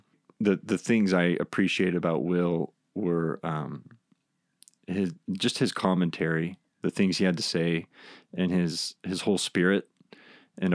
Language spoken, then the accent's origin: English; Rogers County, Oklahoma, United States; I grew up in Rogers County, and that was like our field trip